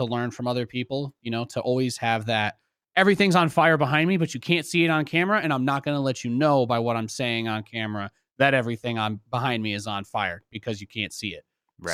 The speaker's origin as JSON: {"language": "English", "town": "New York City", "region": "New York", "country": "United States", "tie": "born there", "said": "I was born in New York City. My mom's side of the family is from there."}